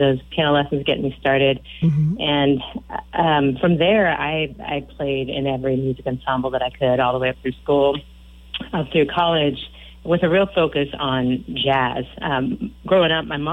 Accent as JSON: {"language": "English", "town": "Aberdeen", "region": "Washington", "country": "United States", "tie": "born or raised there", "also_born_or_lived": "Gothenburg, Nebraska / Grinnell, Iowa / Vancouver, BC / Milwaukee, Wisconsin", "moved": "as an adult", "lives_now": "Austin, United States", "said": "Originally, I'm actually from a little tiny town a couple hours south of Seattle called Aberdeen, Washington, little timber town."}